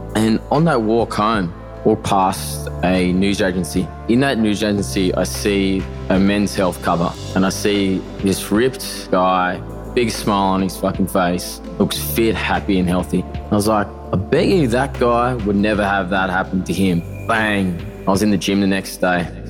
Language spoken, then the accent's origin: English; Narromine, New South Wales, Australia; born or raised there; now in Bondi, Australia